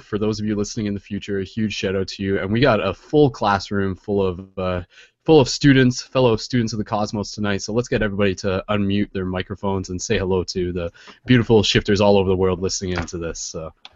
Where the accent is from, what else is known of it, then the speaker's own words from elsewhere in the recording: Canada; I'm Canadian